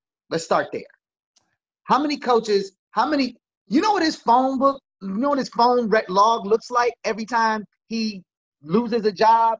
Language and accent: English; Chicago, Illinois, United States; I'm from Chicago.